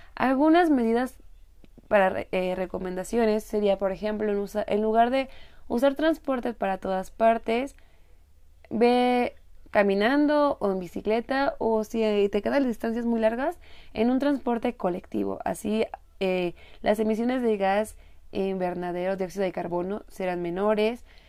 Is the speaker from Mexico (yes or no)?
yes; Morelia, Michoacán, Mexico; Yo soy de Morelia, es una ciudad que se denomina con el clima